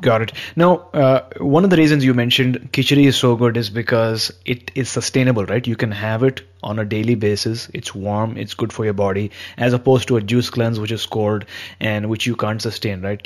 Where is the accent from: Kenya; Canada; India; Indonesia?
India; I've been born and brought up in India